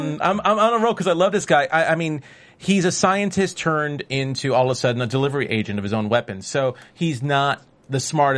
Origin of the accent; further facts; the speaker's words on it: New York City, New York, United States; now in Los Angeles, United States; as a New Yorker who lives in LA right now, but still considers myself at heart a New Yorker.